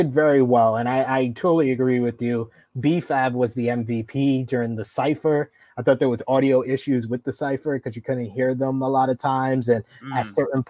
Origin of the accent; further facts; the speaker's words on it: New York City, New York, United States; I'm from Harlem